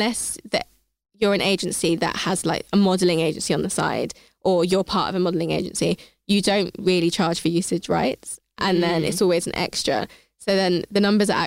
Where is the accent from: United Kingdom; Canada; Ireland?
United Kingdom; Hertfordshire, East of England; I grew up in Hertfordshire and I went to university with pretty much all white people.